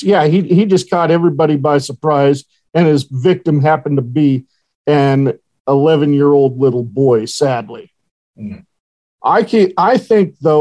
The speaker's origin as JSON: {"language": "English", "town": "Horseshoe Bend", "region": "Idaho", "country": "United States", "tie": "born or raised there", "moved": "yes", "said": "my hometown of Horseshoe Bend, Idaho. Now, that's a rinky-dink town, 700 people."}